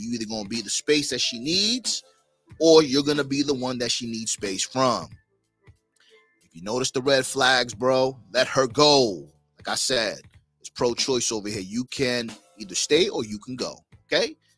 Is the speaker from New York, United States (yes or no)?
yes; New York, United States; now in Miami, United States; I'm originally from New York